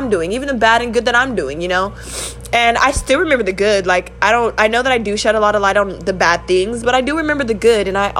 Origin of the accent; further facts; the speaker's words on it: California, United States; I'm from California